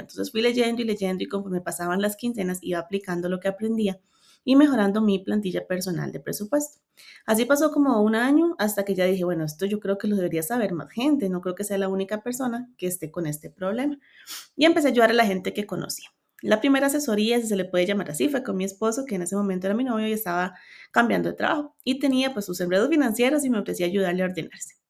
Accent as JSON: {"language": "Spanish", "region": "Cartago", "country": "Costa Rica", "said": "Soy de Cartago, Costa Rica. Vivo en una zona hermosa de montaña y paisajes"}